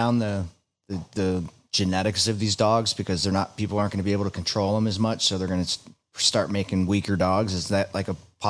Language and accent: English; Clearwater, Florida, United States; I was born and raised in Clearwater, Florida.